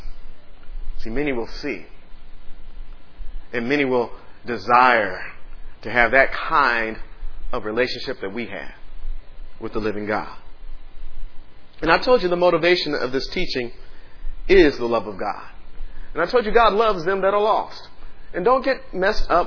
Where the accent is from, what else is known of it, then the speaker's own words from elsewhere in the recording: Dallas, Texas, United States; now in Austin, United States; I'm from Dallas